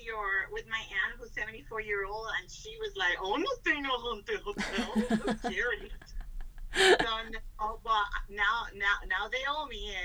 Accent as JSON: {"language": "English", "country": "Puerto Rico", "said": "I'm from Puerto Rico. I'm full Hispanic Puerto Rican, and Taínos were the original natives from Puerto Rico"}